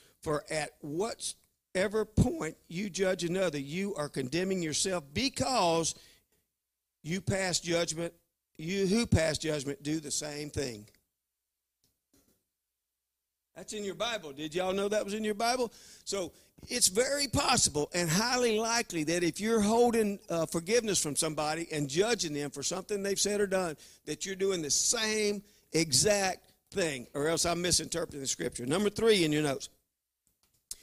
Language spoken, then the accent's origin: English; Louisiana, United States; I'm from Louisiana